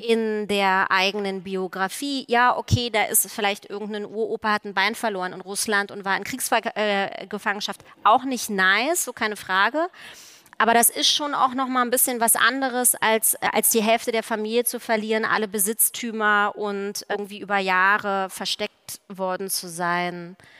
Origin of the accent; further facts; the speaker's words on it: East Germany, Germany; Ich bin ja aus der DDR